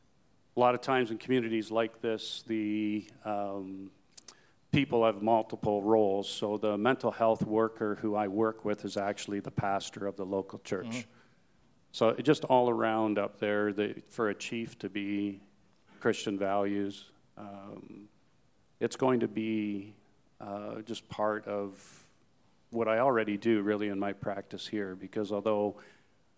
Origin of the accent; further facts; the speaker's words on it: Newmarket, Ontario, Canada; I said, oh, Newmarket.